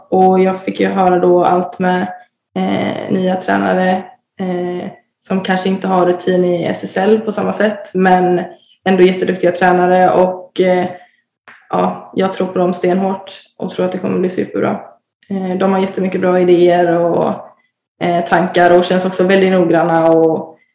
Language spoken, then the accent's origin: Swedish; Varberg, Halland County, Sweden; jag ville närmare till familjen och närmare eh, hem där jag kommer ifrån. Så, så att det var väl ändå eh, Varberg som lockade mest hela tiden.